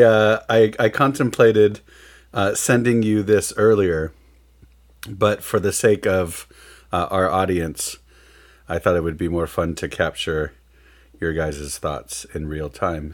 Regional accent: Midwest, United States; we're from the Midwest

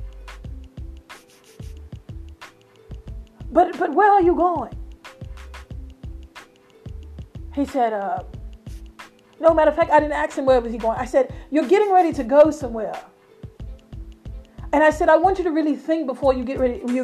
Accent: United Kingdom; accent: British; my accent, so it's a British accent

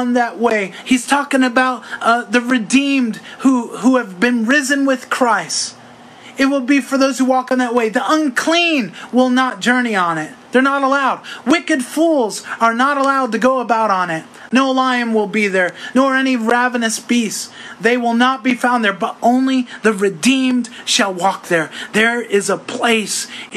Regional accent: New York, United States; moved away; also born or lived in Delaware; I'm from New York

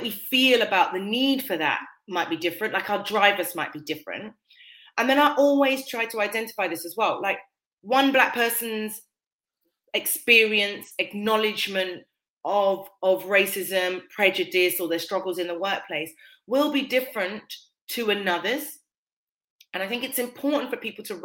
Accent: United Kingdom; I'm of West Indian heritage, but I'm born and raised in Britain

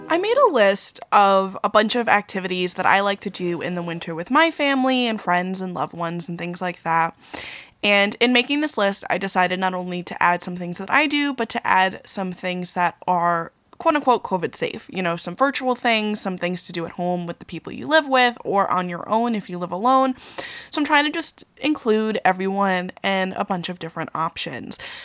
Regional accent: Long Island, New York, United States; also born or lived in Queens, New York; I'm from Long Island

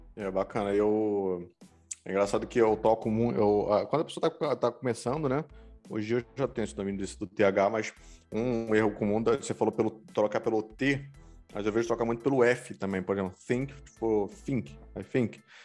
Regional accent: Rio de Janeiro, Brazil; accent: carioca; now in United States; esse meu sotaque carioca, que eu puxo, puxo S

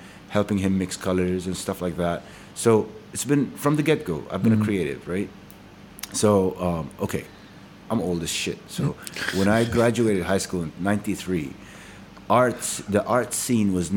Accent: Dubai, United Arab Emirates; moved away as an adult; also born or lived in United States / Manama, Bahrain; now in Bahrain; I used to live in like my family lived in Dubai. I grew up in Dubai.

